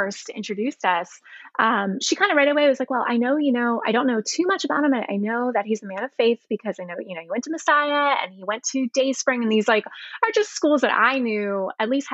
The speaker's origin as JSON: {"language": "English", "town": "Elizabethtown", "region": "Pennsylvania", "country": "United States", "tie": "born or raised there", "said": "I was in a little town called Elizabethtown"}